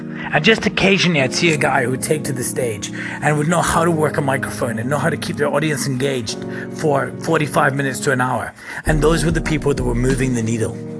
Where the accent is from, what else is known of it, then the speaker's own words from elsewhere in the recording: Scotland, United Kingdom; now in South Africa; I'm from Scotland